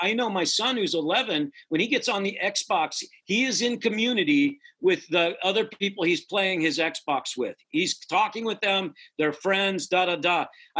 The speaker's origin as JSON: {"language": "English", "area": "near Cleveland", "region": "Ohio", "country": "United States", "tie": "born or raised there", "said": "in Cleveland, Ohio, so near my hometown, 45 minutes away"}